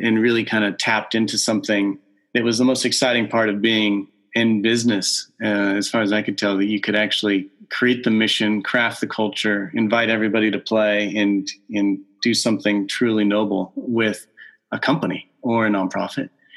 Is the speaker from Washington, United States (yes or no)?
no; Southern California, United States; moved away as an adult; also born or lived in Aberdeen, Scotland / Massachusetts; I was born and raised in Southern California